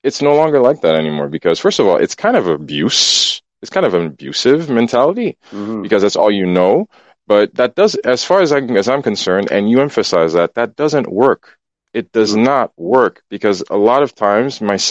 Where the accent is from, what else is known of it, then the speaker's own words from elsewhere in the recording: Port-au-Prince, Haiti; I'm from Port-au-Prince. I grew up Haitian